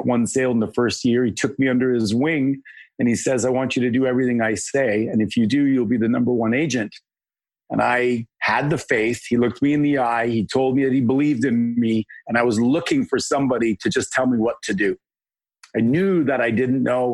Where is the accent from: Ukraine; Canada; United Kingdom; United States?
Canada; I'm a Canadian